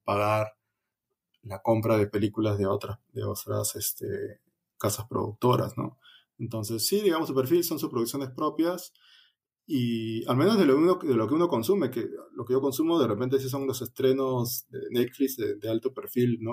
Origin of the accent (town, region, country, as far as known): Peru